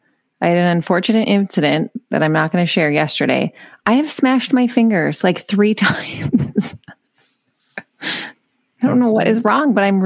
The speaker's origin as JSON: {"language": "English", "region": "Minnesota", "country": "United States", "said": "I'm a Minnesotan."}